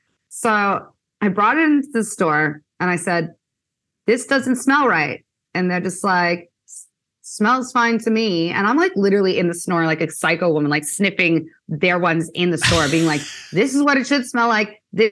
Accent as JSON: {"language": "English", "town": "Kitchener", "region": "Ontario", "country": "Canada", "lives_now": "Australia", "said": "I'm originally from Kitchener, Ontario, Canada, where I met Zach about 6 years ago. I came out to Australia just on a little holiday for a year"}